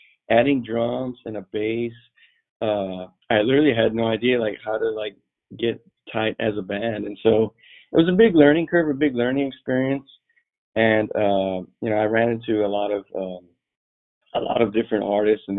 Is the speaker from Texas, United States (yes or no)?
yes; Alice, Texas, United States; I'm from Alice, Texas, and that's it's like 45 miles west of Corpus Christi